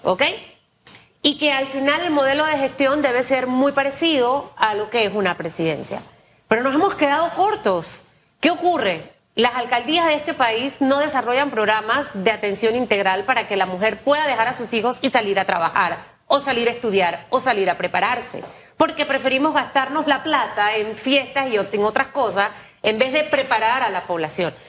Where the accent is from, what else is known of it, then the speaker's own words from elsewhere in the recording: Chiriquí, Panama; Chiriquí, mi provincia natal